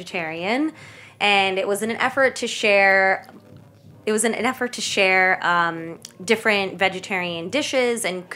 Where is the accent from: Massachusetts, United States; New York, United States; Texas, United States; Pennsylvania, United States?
New York, United States; New York City; first language Kannada; I'm first generation, born and raised in Staten Island